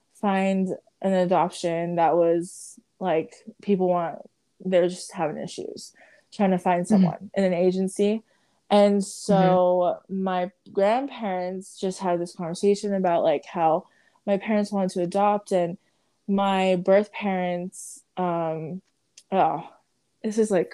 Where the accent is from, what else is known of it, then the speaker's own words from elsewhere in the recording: Samoa; born there; But yes, I was born in Samoa, Western Samoa, and I was the 12th child.